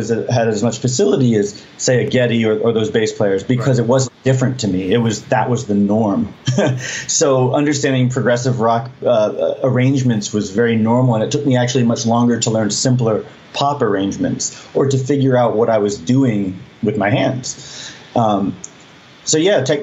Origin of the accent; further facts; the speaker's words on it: New England, United States; growing up in New England